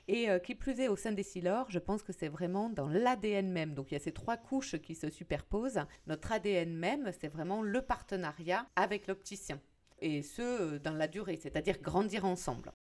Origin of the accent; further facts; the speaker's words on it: France; en tant que Français